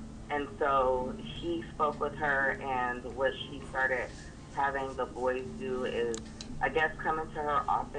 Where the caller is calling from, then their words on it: Sacramento, California, United States; I'm calling from Sacramento, California.